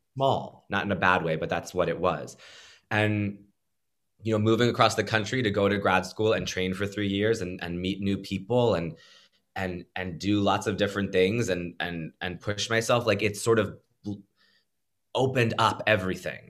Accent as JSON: {"language": "English", "region": "Pennsylvania", "country": "United States", "tie": "born or raised there", "moved": "yes", "said": "I grew up in Pennsylvania"}